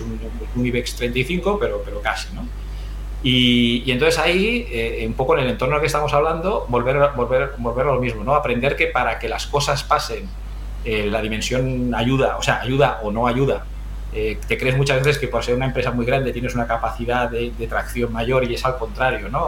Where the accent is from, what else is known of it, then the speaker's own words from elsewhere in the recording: Region of Murcia, Spain; Yo soy un, un murciano de adopción que empezó hace ya 51 años eh, crecí, crecí y me, formé, me desarrollé allí